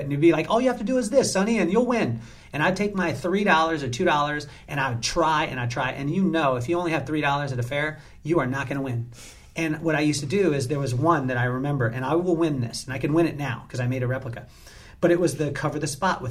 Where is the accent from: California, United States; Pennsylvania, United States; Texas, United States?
California, United States; Lompoc; I grew up in Lompoc, California